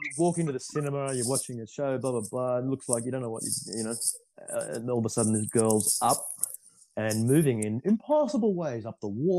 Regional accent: Sydney, New South Wales, Australia; growing up in Sydney

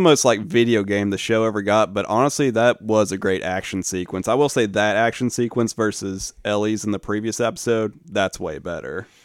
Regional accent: the South, United States; as a Southerner

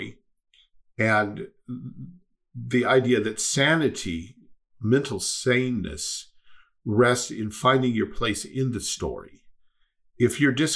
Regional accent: United States; I am an American

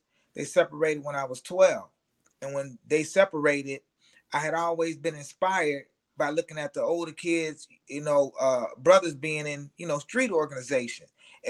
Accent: Aurora, Illinois, United States; I grew up in Aurora, Illinois. It's like the second largest city in the state of Illinois, a western suburb of Chicago.

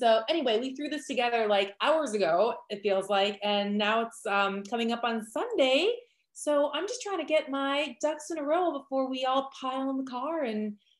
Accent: Wisconsin, United States; growing up in Wisconsin my whole life

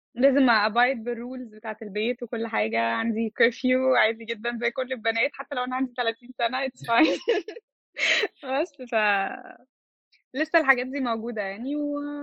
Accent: Egypt; also born or lived in York, England; احنا عندنا في مصر

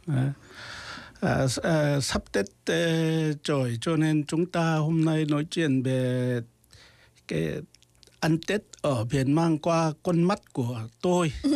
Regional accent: North Jeolla, South Korea; Vietnamese is a second language; now in Busan, South Korea; tôi quê tôi là ở xa

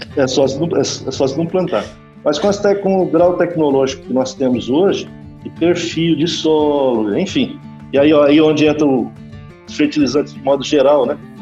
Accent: north of Paraná, Brazil; moved away as an adult; also born or lived in Gurupi; now in Balsas, Brazil; eu sou do norte do Paraná

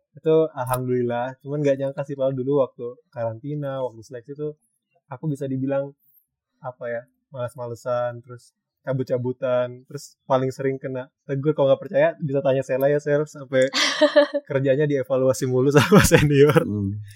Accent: Jakarta, Indonesia; aku berasal dari Jakarta

